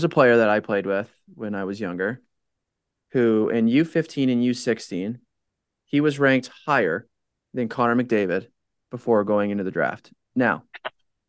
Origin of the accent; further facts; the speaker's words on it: Canada; Being a Canadian, going to a U.S. school